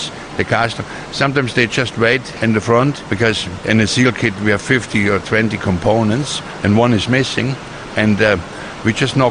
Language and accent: English; Austria; moved away as an adult; now in Queensland, Australia; I'm from Austria, but I'm Australian permanent resident. Probably more Australian now than Austrian, because I'm longer here than I was in Austria.